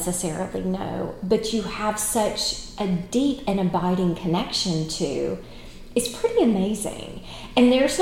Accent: United States; as Americans

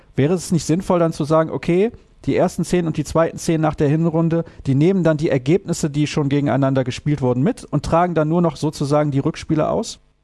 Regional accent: Solingen, North Rhine-Westphalia, Germany; Soling ist natürlich auch der Nabel der Handballwelt

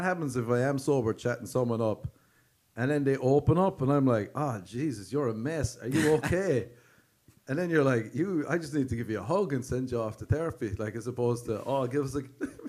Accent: Ireland; when I was growing up in Ireland

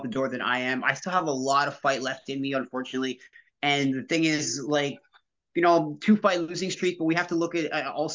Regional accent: Canada; a Canadian athlete

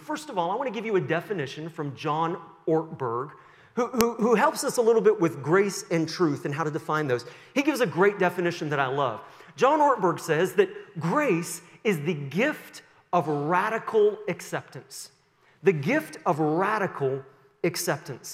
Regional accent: Sussex, New Brunswick, Canada; moved away; I was born in 1973 in Sussex, New Brunswick, and went to Kingswood, just down the road there in Sussex, for some years.

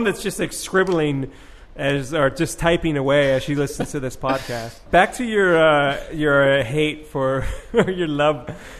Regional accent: California, United States; As a Californian

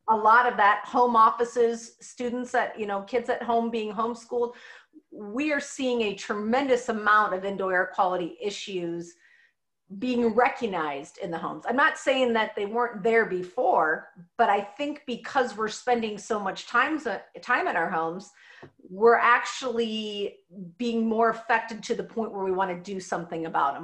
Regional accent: Midwest, United States; growing up in the Midwest

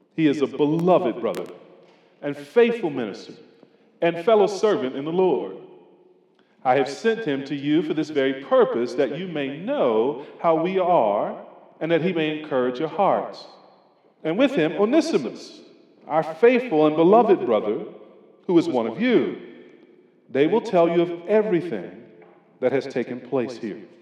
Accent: North Carolina, United States; I'm from North Carolina

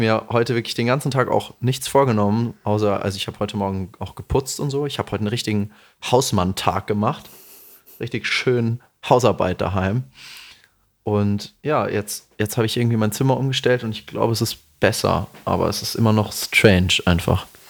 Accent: Bavaria, Germany; accent: Hessian; moved away; vieles, mit dem ich aufgewachsen bin in Bayern, ist ja tatsächlich hessisch einfach. Also unser Dialekt ist hessisch.

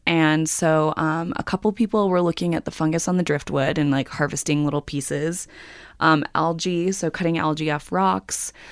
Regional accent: New York, United States; I'm a New Yorker

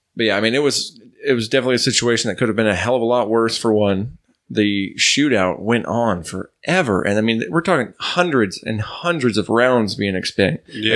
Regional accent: New York, United States; it's not not my native land, but that's where I grew up, so that's like my uh, my home

